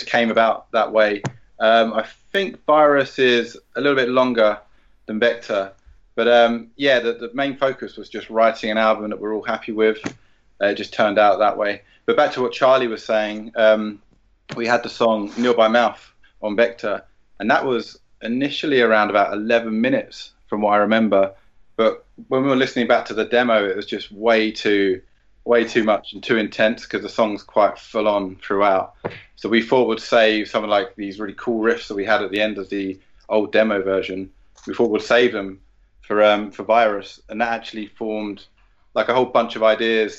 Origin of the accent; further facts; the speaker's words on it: London, United Kingdom; we're both from South London